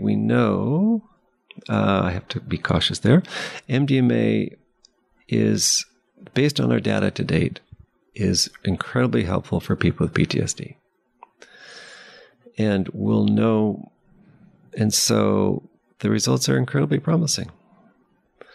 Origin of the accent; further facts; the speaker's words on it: Palo Alto, California, United States; I grew up in Palo Alto